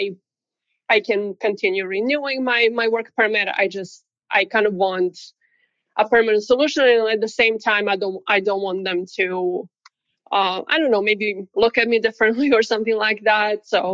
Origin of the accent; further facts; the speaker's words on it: Serbia; moved away as an adult; now in United States; I'm from Serbia originally, but I have been in the U.S. for almost 9 years now.